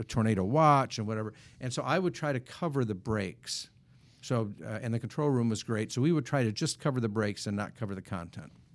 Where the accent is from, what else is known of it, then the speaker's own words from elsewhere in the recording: Wisconsin, United States; moved away; when I was growing up in Wisconsin